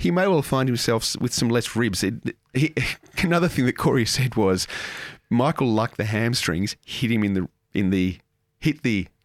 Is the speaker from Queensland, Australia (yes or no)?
no; Moss Vale, New South Wales, Australia; born or raised there